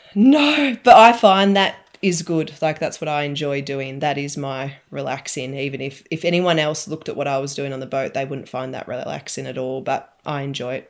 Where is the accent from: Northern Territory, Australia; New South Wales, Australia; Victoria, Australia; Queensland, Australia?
Victoria, Australia; Alexandra; also born or lived in Beechworth; I grew up in Alexandra, so near Lake